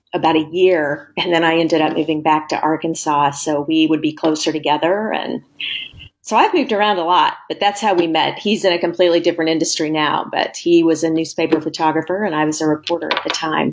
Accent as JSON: {"language": "English", "town": "Springfield", "region": "Missouri", "country": "United States", "tie": "born or raised there", "also_born_or_lived": "Washington, D.C.", "moved": "as an adult", "lives_now": "Louisville, United States", "said": "I'm from Springfield, Missouri, which is the southwest corner of Missouri"}